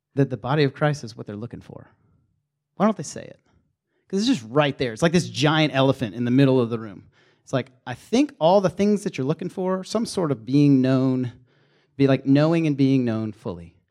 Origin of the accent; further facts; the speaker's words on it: the South, United States; accent: Southern; moved away as an adult; also born or lived in Minnesota; we had this team of Southerners